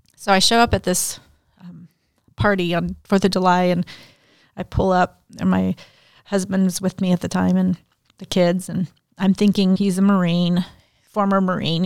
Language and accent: English; Mexico; now in Denton, United States; I had a Mexican birth certificate 'cause I was born in Mexico.